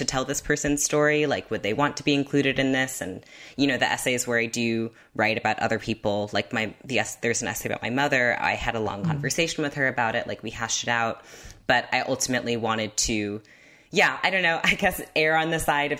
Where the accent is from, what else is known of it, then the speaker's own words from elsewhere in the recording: Half Moon Bay, California, United States; I grew up in California by this beach called Half Moon Bay, where whales would beach all the time